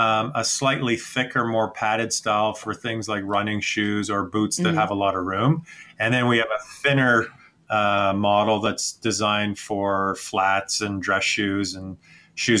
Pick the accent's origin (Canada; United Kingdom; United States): Canada; being a Canadian, we're at the hockey rink probably 3-4 nights a week